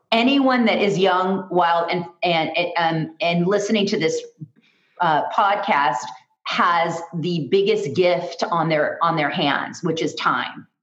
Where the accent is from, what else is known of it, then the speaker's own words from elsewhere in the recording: Los Angeles, California, United States; I am originally from Los Angeles